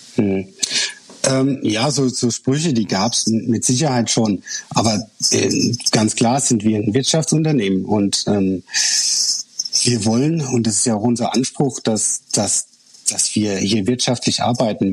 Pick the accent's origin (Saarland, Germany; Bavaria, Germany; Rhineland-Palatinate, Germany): Rhineland-Palatinate, Germany; als äh, Pfälzer